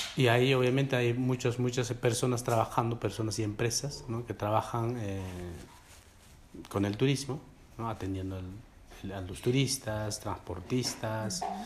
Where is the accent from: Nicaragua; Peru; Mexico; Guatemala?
Peru; first language Quechua; Spanish is a second language; Yo que soy peruano